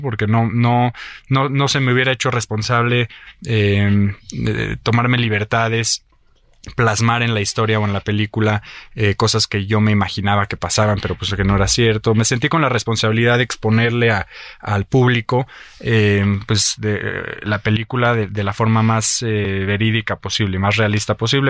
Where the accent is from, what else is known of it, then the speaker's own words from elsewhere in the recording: Mexico; lo que yo vivo como mexicano